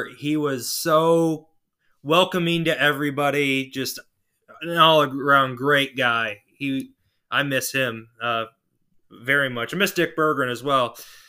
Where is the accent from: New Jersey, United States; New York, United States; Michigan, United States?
Michigan, United States; St. Joseph; I'm from St. Joseph.